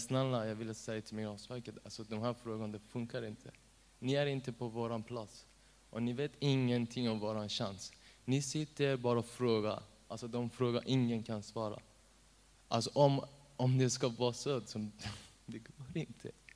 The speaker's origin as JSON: {"language": "Swedish", "country": "Iran", "tie": "born or raised there", "second_language": "Swedish", "moved": "yes", "lives_now": "Sweden", "said": "jag är afghan, men jag är född i Iran"}